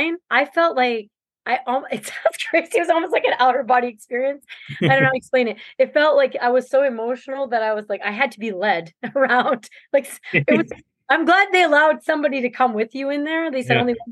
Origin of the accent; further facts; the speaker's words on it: New Brunswick, Canada; moved away as an adult; now in Minnesota, United States; I'm from Canada, New Brunswick, Canada